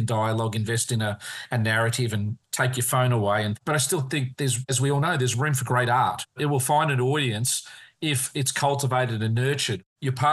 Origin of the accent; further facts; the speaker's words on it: Australia; As a kid growing up in Australia